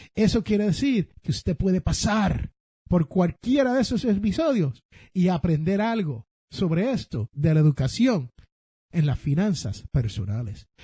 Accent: San Juan, Puerto Rico; donde yo me crié en Santurce, Barrio Obrero, en Puerto Rico

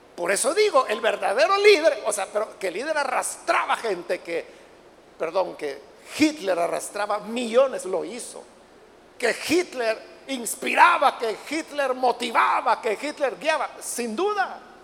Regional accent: El Salvador; aquí mismo en nuestro Salvador

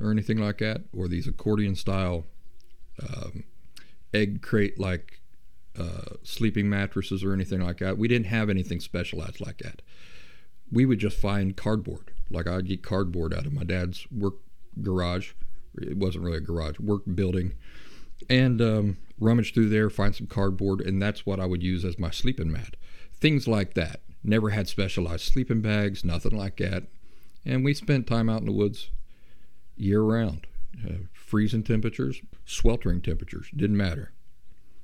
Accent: Appalachia, United States; moved away as an adult; also born or lived in Columbus, Ohio / Philadelphia, Pennsylvania / Boston area; I grew up in the Appalachian backcountry. In my mid-20s, I moved off from Appalachia, and I moved to the big cities

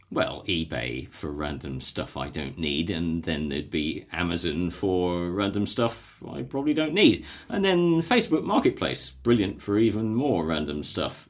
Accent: West Bay, South West England, United Kingdom; I'm a West Dorset boy, born and bred in West Bay

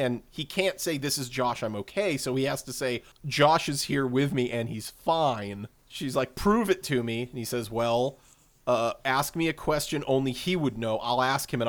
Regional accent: Boston, Massachusetts, United States; growing up around Boston

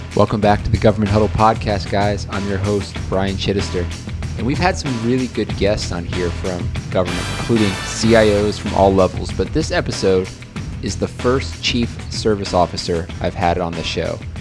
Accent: Buffalo, New York, United States; moved away; I am originally from Buffalo, New York

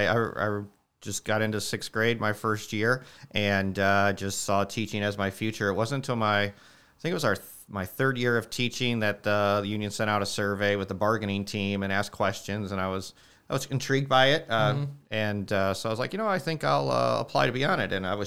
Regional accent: New Carlisle, Indiana, United States; I am from New Carlisle. Grew up just to the west. Yep, went to New Prairie, class of 95.

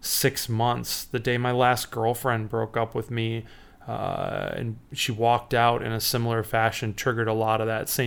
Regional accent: Chicago, Illinois, United States; I'm from Chicago, Illinois

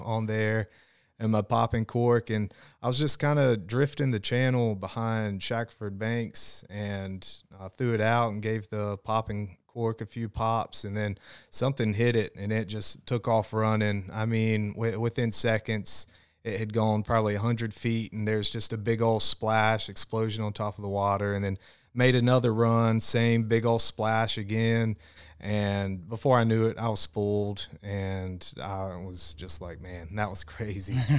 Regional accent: Smithfield, North Carolina, United States; I'm from Smithfield, North Carolina, so, um, up closer towards Raleigh, and I grew up, you know, there really close to the Noose River.

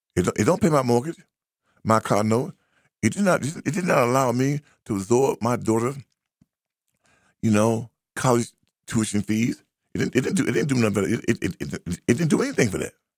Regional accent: United States; also born or lived in Boston, Massachusetts; we are American

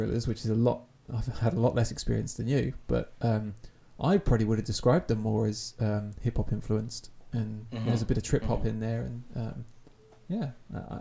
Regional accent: Essex, East of England, United Kingdom; a kid growing up in Essex in the early noughties

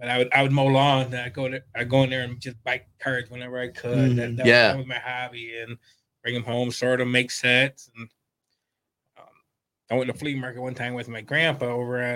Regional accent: Monroe, United States; born and raised in Monroe my whole life, 52

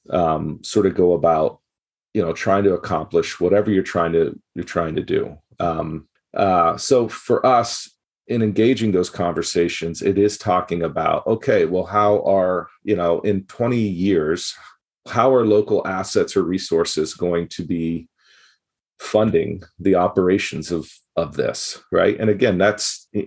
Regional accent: Gabon; growing up in Gabon, West Africa, um, and then going back there and working as a international worker.

